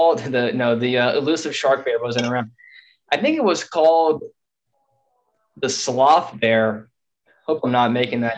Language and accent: English; Tucson, Arizona, United States; we're both from Tucson